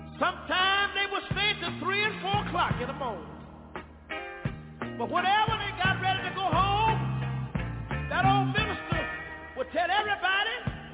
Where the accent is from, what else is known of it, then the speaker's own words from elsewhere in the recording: Tyler, Texas, United States; I'm from Tyler, Texas. But that's what where I was born. I was born in a little community about 13 miles from Tyler, in a little community that was called Galilee.